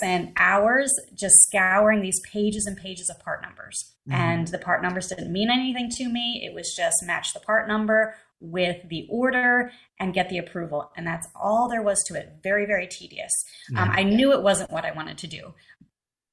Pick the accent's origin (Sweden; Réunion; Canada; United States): United States; right outside Philadelphia, Pennsylvania; I grew up right outside Philadelphia in Pennsylvania